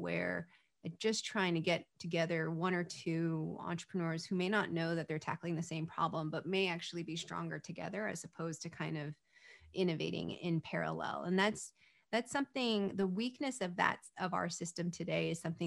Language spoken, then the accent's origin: English; California, United States; I was born in California